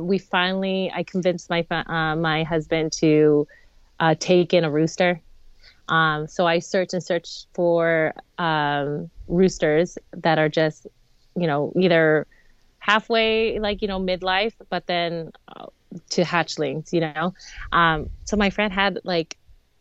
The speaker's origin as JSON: {"language": "English", "town": "Los Angeles", "region": "California", "country": "United States", "tie": "born or raised there", "moved": "as an adult", "lives_now": "Bucksport, United States", "said": "I was born and raised in Los Angeles, and I moved to Bucksport, Maine about 7 years ago"}